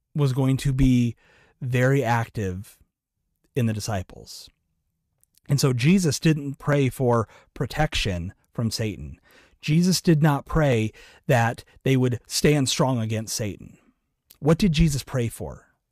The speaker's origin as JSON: {"language": "English", "region": "Iowa", "country": "United States", "said": "I'm from Iowa"}